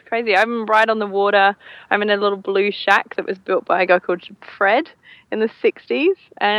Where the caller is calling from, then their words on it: Tasmania, Australia; I am sitting in my hammock in my new house in Tasmania overlooking the ocean.